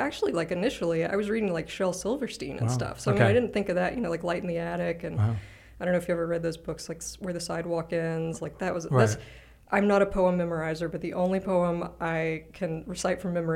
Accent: North Carolina, United States; also born or lived in Atlanta; I'm technically a South Carolina, I guess. Right. But then I grew up in North Carolina, but then we moved to Atlanta, but then we moved back to South Carolina.

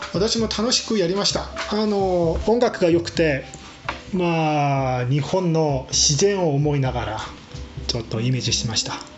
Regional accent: Seoul, South Korea; Japanese is a second language; moved away as an adult; also born or lived in Jeju Island, South Korea; now in Germany; 私はソウル出身

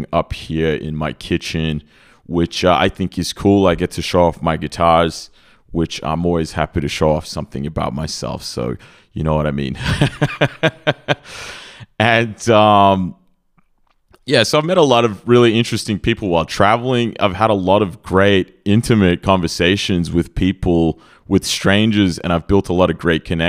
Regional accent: Australia; moved away as an adult; now in Serbia; I grew up in Australia. I spent a good 30 years of my life there

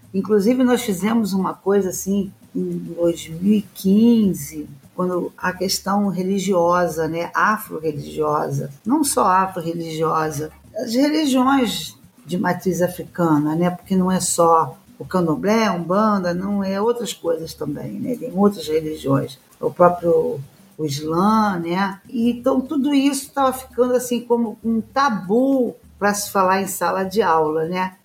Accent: Brazil; nosso país aqui, onde eu nasci e aonde eu vou morrer

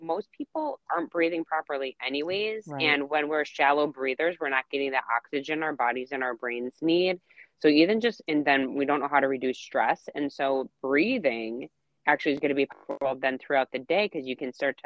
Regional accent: Wisconsin, United States; I'm from Wisconsin.

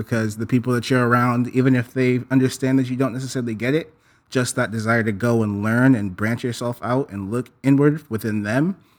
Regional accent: San Jose, California, United States; growing up on the East Side, I was fortunate enough to be around so many different people, so many different races and colors, right?

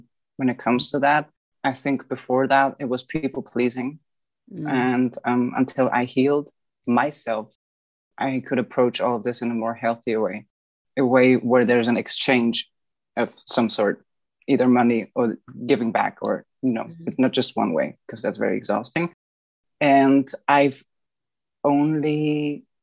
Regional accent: Bavaria, Germany; I've grown up in Bavaria. This is Southeast Germany.

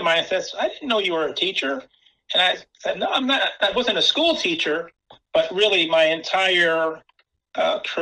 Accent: Rome, New York, United States; also born or lived in Buffalo, New York; now in Louisville, United States; I'm actually from upstate New York, a town called Rome, New York, and that's where I was born.

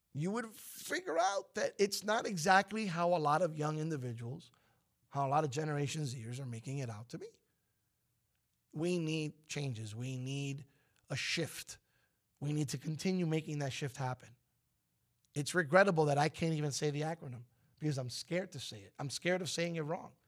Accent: United States; being American

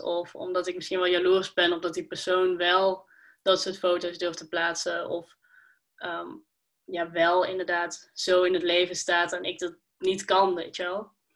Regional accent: Schijndel, North Brabant, Netherlands; ik kom uit Schijndel

